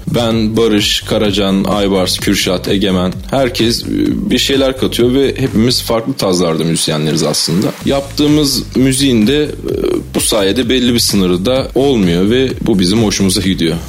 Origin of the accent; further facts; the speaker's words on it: Ankara, Turkey; Ankara doğumluyum ve Ankara'da yaşıyorum.